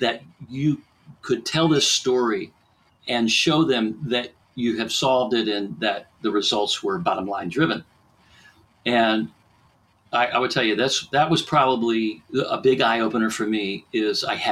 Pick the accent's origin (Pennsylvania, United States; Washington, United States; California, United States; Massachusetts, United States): Pennsylvania, United States; Pittsburgh; I'm from Pittsburgh, Western Pennsylvania